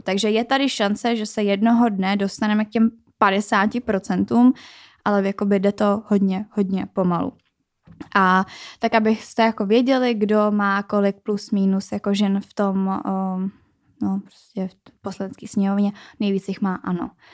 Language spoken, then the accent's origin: Czech; Czechia; u nás v České republice